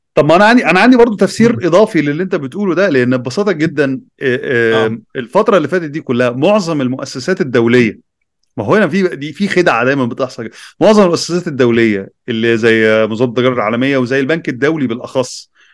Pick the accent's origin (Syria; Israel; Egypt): Egypt; عندنا في مصر